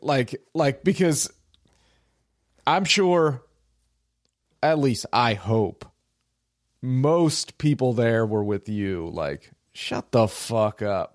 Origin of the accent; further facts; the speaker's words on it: United States; being an American